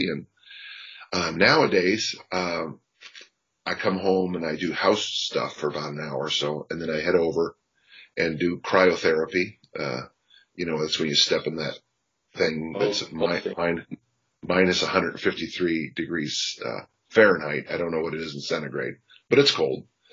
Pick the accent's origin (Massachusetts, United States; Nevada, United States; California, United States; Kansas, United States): California, United States; South San Francisco; also born or lived in Utah; I'm from South San Francisco, California. I'm the youngest of six